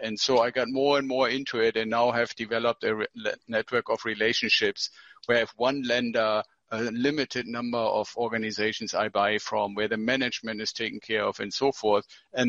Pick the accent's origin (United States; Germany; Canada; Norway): Germany; moved away as an adult; Well, I came here from Germany with my wife 25 years ago as a military officer.